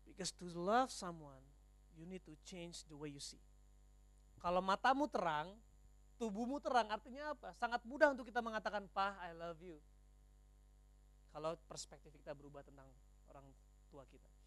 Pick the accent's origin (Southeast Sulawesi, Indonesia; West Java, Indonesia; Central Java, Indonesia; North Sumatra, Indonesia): North Sumatra, Indonesia; Karena mindset saya orang Batak, suami tugasnya cari duit.